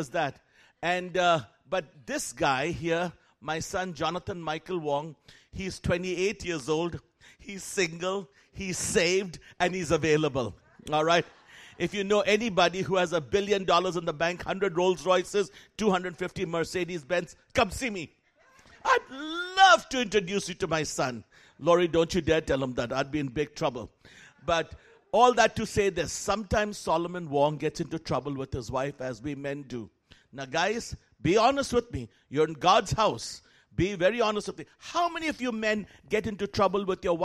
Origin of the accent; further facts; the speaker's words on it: Kolkata, West Bengal, India; moved away; I was born and raised in Calcutta, India, raised by missionaries Mark and Huldah Bunting